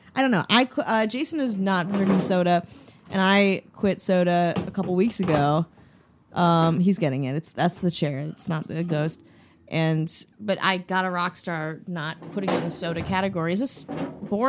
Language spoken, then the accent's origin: English; Wisconsin, United States; I'm from Wisconsin